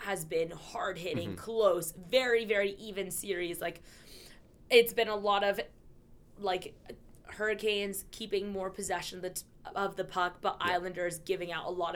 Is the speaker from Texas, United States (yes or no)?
yes; Houston, Texas, United States; I'm from Houston